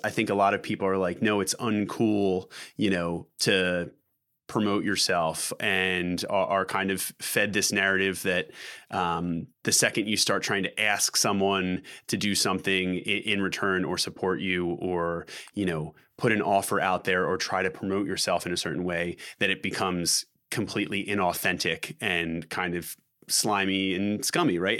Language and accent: English; Philadelphia, Pennsylvania, United States; we're from Philadelphia